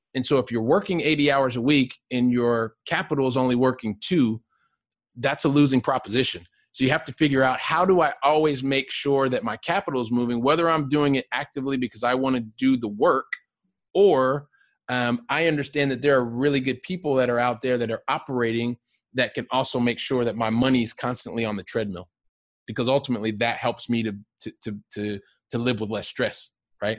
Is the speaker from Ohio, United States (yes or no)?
yes; Ohio, United States; moved away as an adult; also born or lived in Aurora, Colorado / Texas; now in Barcelona, Spain; I grew up in Ohio